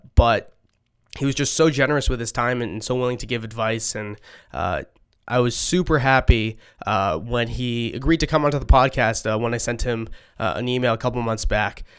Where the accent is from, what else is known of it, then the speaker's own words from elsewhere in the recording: Boston, Massachusetts, United States; I'm from Boston